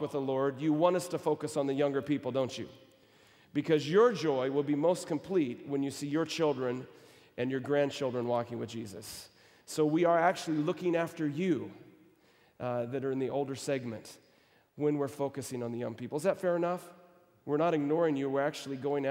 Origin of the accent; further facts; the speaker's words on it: Texas, United States; moved away as an adult; also born or lived in Michigan; now in Australia; I was born in Texas. It's kind of a different country, so when you say from America, I'll say I'm from Texas